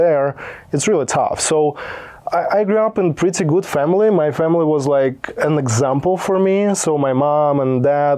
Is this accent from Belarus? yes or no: yes; Belarus; English is a second language; also born or lived in Poland; now in United States; Originally, I was born in Belarus.